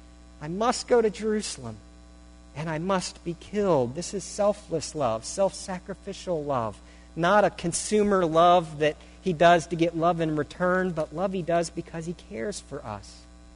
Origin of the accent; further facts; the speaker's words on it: Syria; I visit a house and I tell them I'm from Syria, that I'm from a Muslim background too